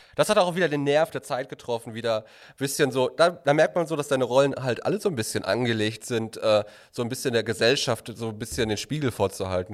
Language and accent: German; Recklinghausen, North Rhine-Westphalia, Germany; ich bin ja quasi auch ein Kind der Stadt Recklinghausen, so wie Harpe auch